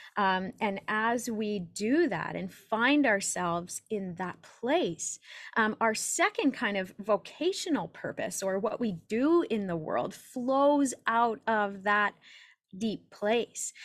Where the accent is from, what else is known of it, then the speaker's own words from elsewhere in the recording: Saskatoon, Saskatchewan, Canada; I'm from Saskatoon, Saskatchewan in Canada